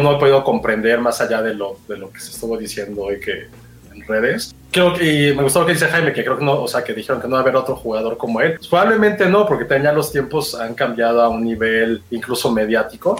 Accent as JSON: {"language": "Spanish", "country": "Mexico", "also_born_or_lived": "United States", "said": "siendo mexicanos"}